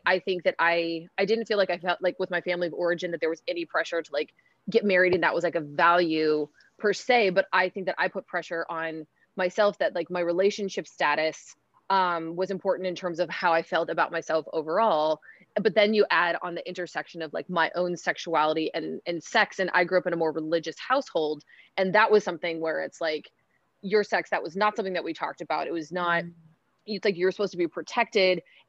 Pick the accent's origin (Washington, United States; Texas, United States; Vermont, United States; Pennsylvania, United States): Washington, United States; Seattle; I grew up in Seattle, Washington.